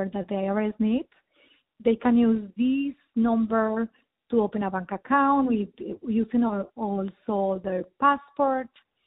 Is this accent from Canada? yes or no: no; Colombia; moved away as an adult; also born or lived in Bogota, Colombia / Florida, United States; now in South Florida, United States; I'm from Colombia, South America. I arrived at the United States in 2001